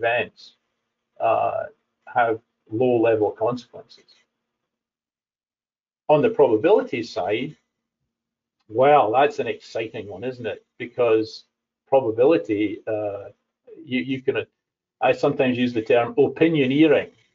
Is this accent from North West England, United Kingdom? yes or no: no; Scotland, United Kingdom; as a Scottish person